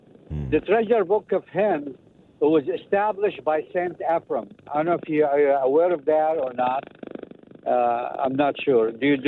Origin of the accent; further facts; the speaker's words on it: Jerusalem, Jerusalem District, Israel; born there; also born or lived in Lebanon; I consider myself Aramean. I grew up Catholic. I went to seminary for 5 years in Lebanon. I was born in Jerusalem, and I had my first communion in Bethlehem